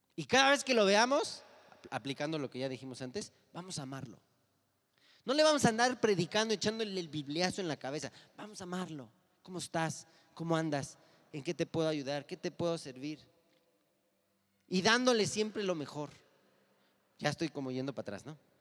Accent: Mexico; los mexicanos somos carrilleros

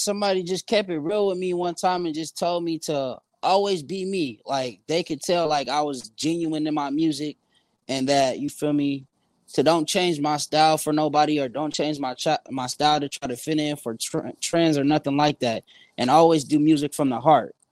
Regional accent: San Bernardino, California, United States; now in Phoenix, United States; I'm from San Bernardino, California. I'm in Phoenix, Arizona

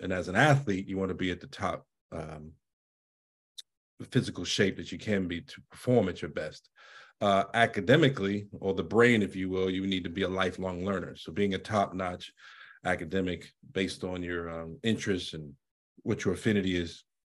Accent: Washington, District of Columbia, United States; I grew up in Washington, D.C., and unfortunately, I have to be honest, I wasn't very fond of school

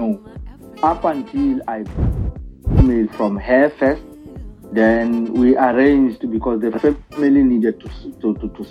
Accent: South Africa

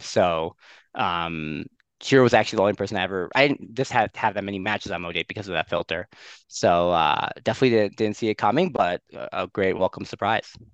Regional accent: Skokie, Illinois, United States; moved away as an adult; also born or lived in Maryland / New York; now in Jerusalem, Israel; I'm originally from uh, Skokie, a suburb of Chicago.

